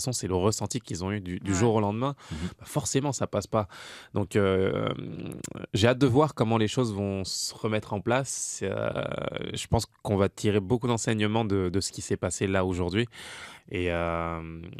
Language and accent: French; France; now in Montreal, Canada; je suis arrivé de France moi en 2011